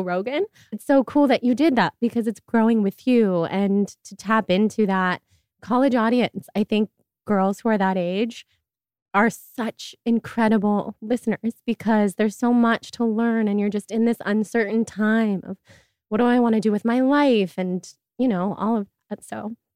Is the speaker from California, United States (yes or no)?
yes; Sacramento, California, United States; moved away; also born or lived in New York; I'm from Sacramento.